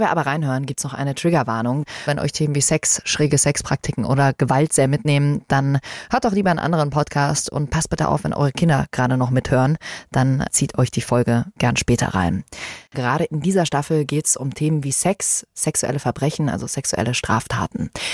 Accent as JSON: {"language": "German", "region": "Bavaria", "country": "Germany", "said": "Hier bei uns in Bayern"}